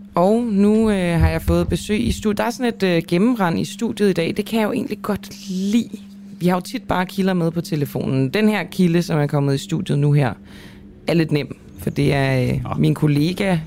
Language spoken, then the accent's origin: Danish; Denmark; som dansker